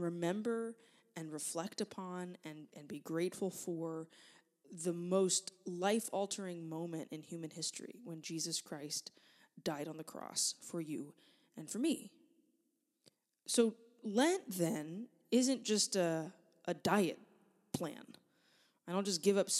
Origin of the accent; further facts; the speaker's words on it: United States; Hurricane Rita hit my hometown in 2005, and I was a 16-year-old junior in high school